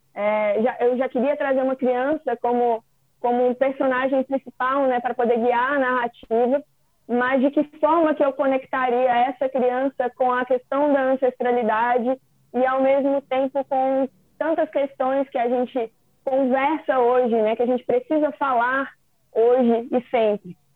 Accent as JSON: {"language": "Portuguese", "region": "Minas Gerais", "country": "Brazil", "said": "Eu sou de Minas"}